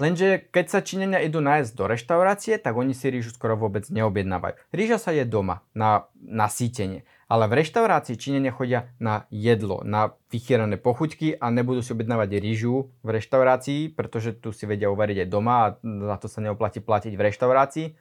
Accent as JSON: {"language": "Slovak", "country": "Slovakia"}